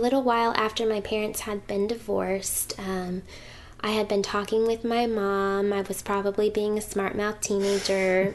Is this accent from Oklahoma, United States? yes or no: yes; Owasso, Oklahoma, United States; also born or lived in Hackensack, New Jersey; growing up in the Bible Belt